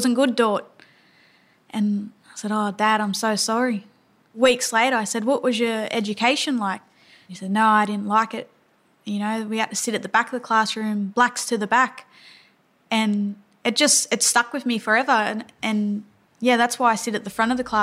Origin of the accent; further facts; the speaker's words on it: Dubbo, New South Wales, Australia; I come from the Wiradjuri Nation out of Dubbo in New South Wales